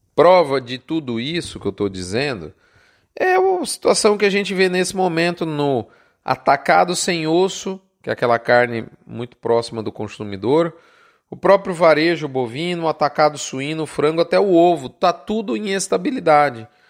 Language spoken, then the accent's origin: Portuguese; São Paulo, Brazil; eu deixava a capital de São Paulo, onde eu vivia, onde eu nasci, para ficar meses no interior do Mato Grosso do Sul, e por isso mesmo eu acabei escolhendo a profissão da medicina veterinária, apesar de ser paulistano